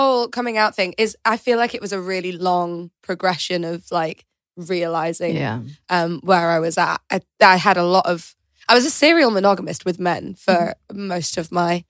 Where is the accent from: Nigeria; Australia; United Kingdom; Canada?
United Kingdom; York, Yorkshire and the Humber; I'm from York, so that's a very kind of small Yorkshire place where there aren't any queer spaces, or there weren't when I was kind of growing up.